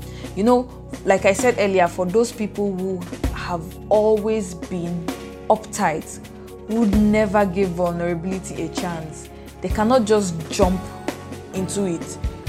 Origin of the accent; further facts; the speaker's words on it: Bauchi, Nigeria; English is a second language; This is because whenever I say I am from Bauchi, people will be like, okay, where is that? I have never heard of that place before.